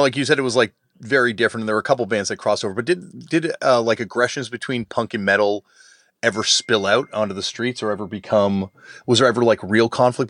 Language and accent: English; Toronto, Ontario, Canada; myself growing up in Toronto